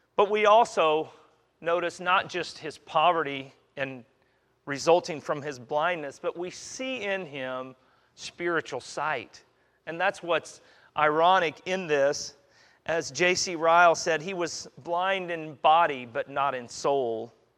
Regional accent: Kansas, United States; now in Katy, United States; I'm a flatlander. I'm from Kansas

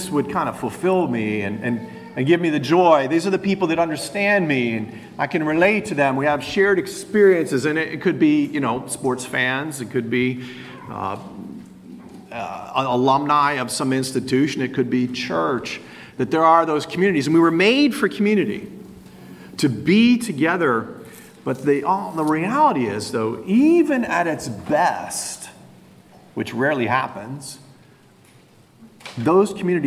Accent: Wilmington, Delaware, United States; now in Philadelphia, United States; I grew up in Wilmington, Delaware

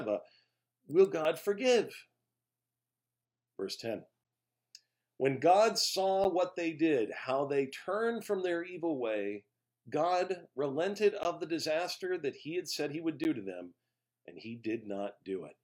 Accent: just outside Los Angeles, Southern California, United States; as a child growing up in Southern California just outside of L.A.

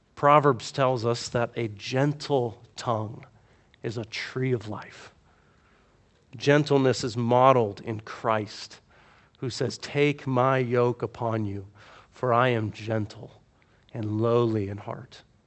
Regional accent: the South, United States; I grew up in the South, where there's a Baptist church on every corner.

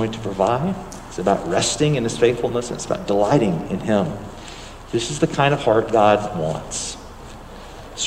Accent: United States; we're American Christians

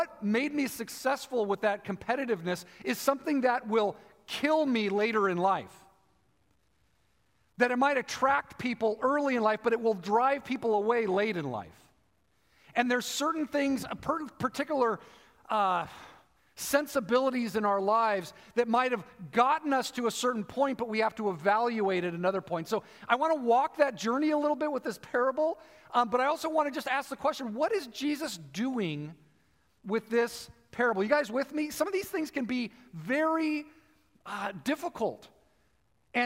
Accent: United States; as an American

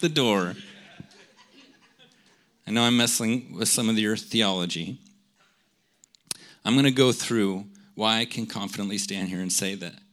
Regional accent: United States; I'm an American

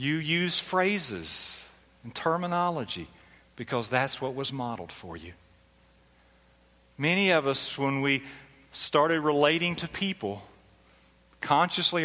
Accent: Philadelphia, Pennsylvania, United States; I was born in Philadelphia. Now, my parents were kind of Southern, but I was born in Philadelphia

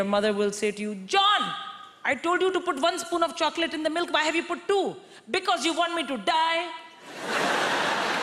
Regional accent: India; moved away as an adult; I'm born and raised in India

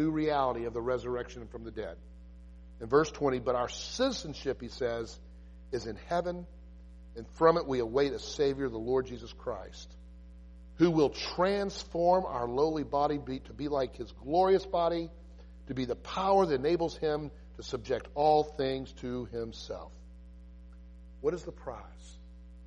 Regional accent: United States; I love our homeland. I'm an American

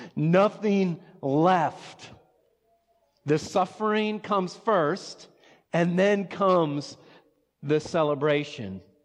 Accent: Watertown, South Dakota, United States; also born or lived in Sioux Falls; I grew up in Watertown

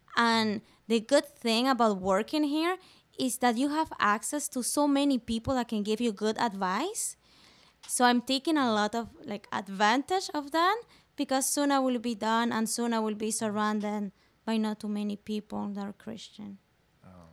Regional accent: Venezuela; first language Spanish; English is a second language; now in Newfoundland, Canada; I'm from Venezuela, South America, just next to Colombia and on top of Brazil. So that's why I have an accent. My uh, my first language is Spanish, and my second one is French

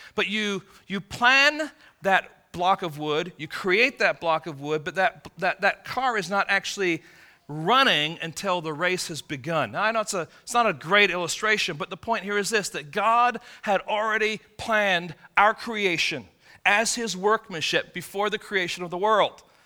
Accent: England, United Kingdom; moved away; I'm from England.

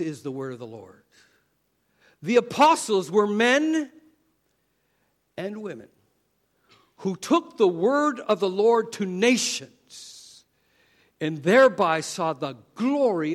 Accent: Canada; moved away; I grew up in Canada

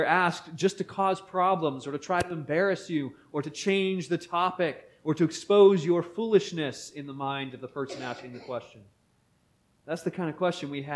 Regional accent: Beaver, Pennsylvania, United States; As a young boy growing up in Beaver, Pennsylvania

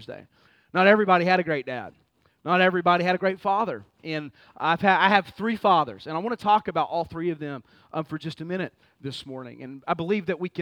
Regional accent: Fort Worth, Texas, United States; moved away; also born or lived in Baltimore; Born and raised in Fort Worth, Texas

